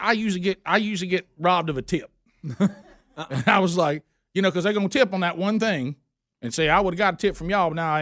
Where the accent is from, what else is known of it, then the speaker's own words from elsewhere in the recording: the South, Southern United States, United States; our Southern culture